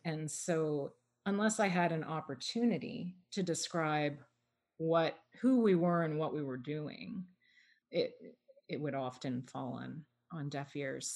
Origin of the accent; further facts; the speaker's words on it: Toronto, Ontario, Canada; I was born and raised in Toronto, actually, um, right in the downtown at St. Michael's Hospital